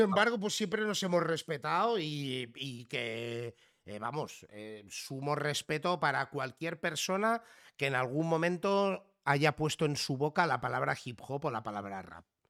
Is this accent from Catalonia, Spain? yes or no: yes; Catalonia, Spain; si en algo nos parecemos los catalanes y los gallegos es que por defecto nacemos con dos idiomas